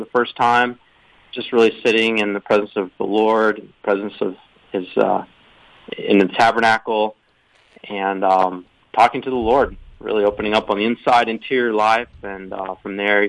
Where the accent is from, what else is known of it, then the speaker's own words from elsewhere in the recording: Atlanta, Georgia, United States; also born or lived in Texas; now in Dahlonega, United States; I grew up in Atlanta, where my parents still live